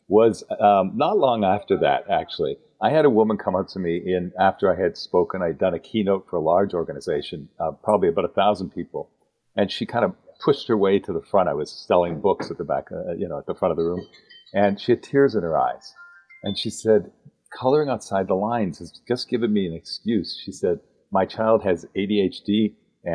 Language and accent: English; Canada; accent: Canadian; moved away as an adult; also born or lived in Dallas, Texas; now in United States; you'll notice by the way I talk, I'm a Canadian. I defected to the States, as my dad used to say, almost 30 years ago.